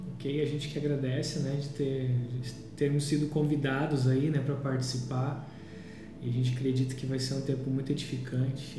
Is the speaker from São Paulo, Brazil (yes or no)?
no; Porto Alegre, Rio Grande do Sul, Brazil; eu sou de Porto Alegre, né? Natural aqui uhum. de Porto Alegre. Cresci no, num bairro chamado Parque dos Maias